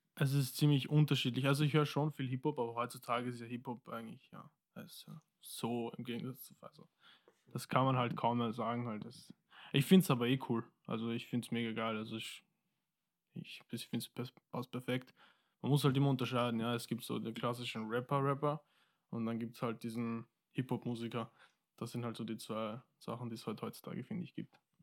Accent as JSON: {"language": "German", "town": "Wiener Neustadt", "region": "Lower Austria", "country": "Austria", "tie": "born or raised there", "also_born_or_lived": "Mozambique / Vienna", "said": "Wir sind hingezogen eigentlich nach Wiener Neustadt, ja. Und seitdem wohne ich dort."}